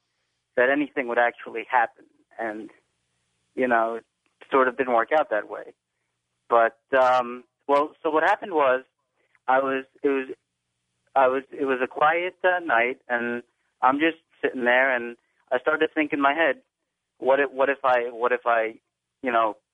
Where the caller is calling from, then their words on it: Glassboro, New Jersey, United States; I'm calling from Glassboro, New Jersey.